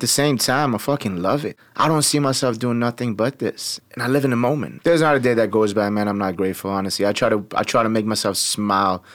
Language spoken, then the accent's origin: English; Tehran, Tehran Province, Iran; also born or lived in Turkey; now in Chicago, United States; Born and raised in Tehran, Iran